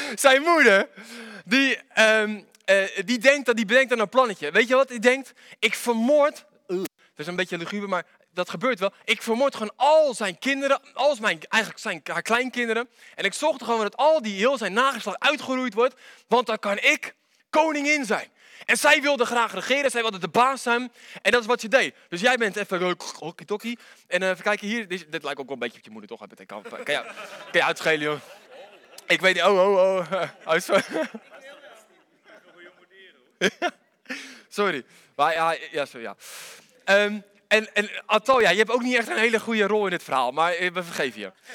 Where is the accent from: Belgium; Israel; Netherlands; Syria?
Netherlands; ik kom uit Wanningsveen